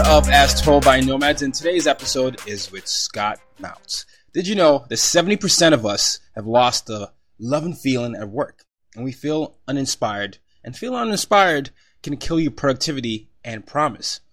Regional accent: Nigeria; moved away; I'm Nigerian

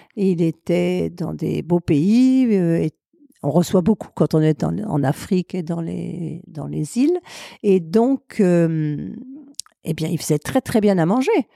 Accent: Chambéry, Auvergne-Rhône-Alpes, France; also born or lived in Aix-les-Bains; J'ai perdu ma mère quand j'avais 3 ans, donc j'ai été élevée par euh, deux tantes qui avaient l'âge d'être mes grands-mères, qui étaient les sœurs de mon père, et euh, elles habitaient à Chambéry, donc j'ai été élevée à Chambéry

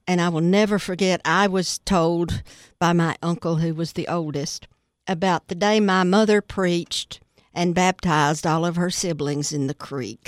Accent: United States; I was born and raised in Putnam County

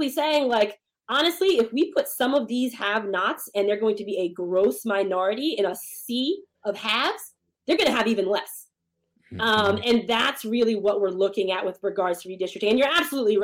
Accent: Montclair, New Jersey, United States; also born or lived in New Brunswick, New Jersey / Newark, New Jersey; I've lived in Montclair literally all my life

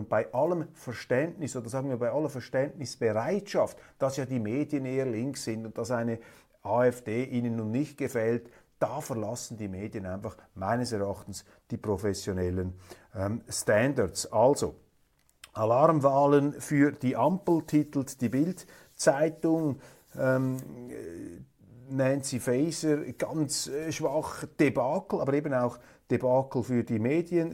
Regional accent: Switzerland; Als Schweizer

